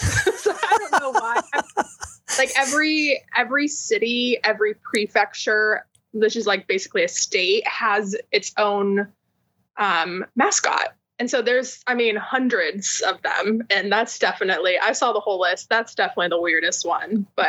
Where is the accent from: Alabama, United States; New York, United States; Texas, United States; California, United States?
California, United States; Well, it takes leaving California to be like, oh, that's not normal.